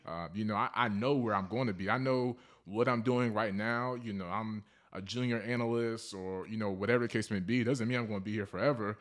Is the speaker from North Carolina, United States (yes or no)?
yes; Charlotte, North Carolina, United States; now in Fayetteville, United States; I'm from Charlotte, North Carolina. Um, I reside here in Fayetteville, North Carolina, near Fort Bragg